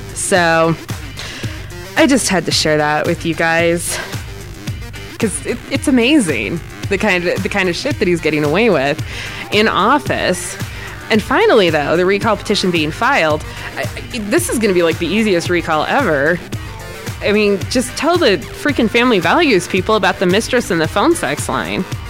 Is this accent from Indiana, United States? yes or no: no; Ohio, United States; now in Wyoming, United States; I'm from Ohio originally